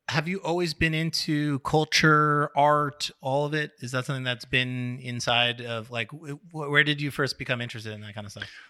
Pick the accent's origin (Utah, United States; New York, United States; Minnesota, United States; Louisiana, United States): New York, United States; Long Island; also born or lived in Brooklyn; I grew up also in New York on Long Island